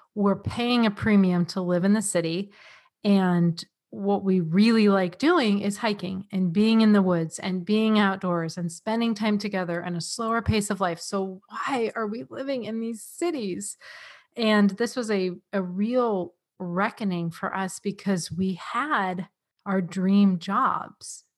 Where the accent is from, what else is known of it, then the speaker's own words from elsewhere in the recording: San Diego, California, United States; moved away as an adult; also born or lived in New England; now in Vermont, United States; I am from San Diego, California